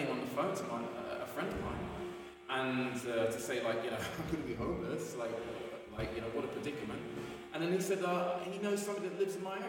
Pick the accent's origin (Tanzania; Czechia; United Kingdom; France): United Kingdom; London; born or raised there